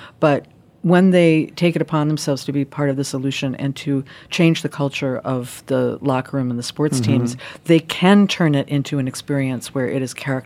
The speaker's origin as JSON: {"language": "English", "country": "United States", "said": "as American parents"}